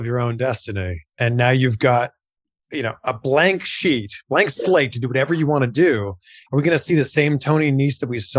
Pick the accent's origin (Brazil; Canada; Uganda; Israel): Canada; Well, I grew up in Canada.